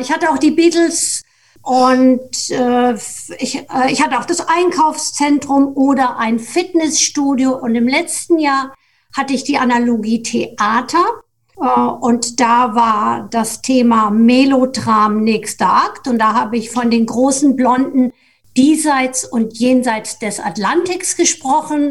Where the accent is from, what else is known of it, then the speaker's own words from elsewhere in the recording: Germany; also meine Heimat ist etwa 100 Kilometer östlich von Frankfurt